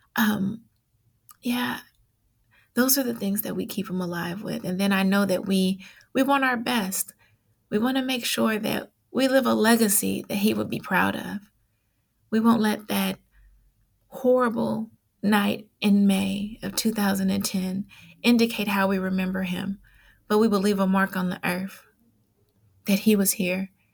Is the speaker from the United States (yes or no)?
yes; Oakland, California, United States; I grew up in East Oakland